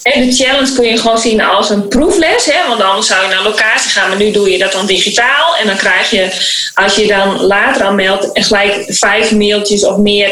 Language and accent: Dutch; Beetsterzwaag, Friesland, Netherlands; moved away; also born or lived in Suriname; in het Friese dorp in Beetswagen waar ik ben opgegroeid